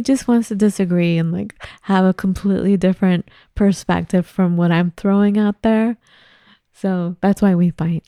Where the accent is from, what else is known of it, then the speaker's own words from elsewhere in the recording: Los Angeles, California, United States; moved away; I grew up in L